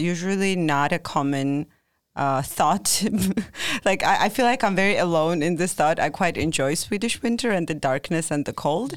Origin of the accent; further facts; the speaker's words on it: Georgia; moved away as an adult; now in Linköping, Sweden; I'm originally from Georgia